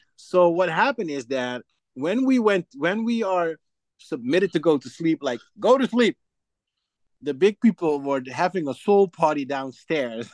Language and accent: English; Suriname; now in Netherlands; I'm from Suriname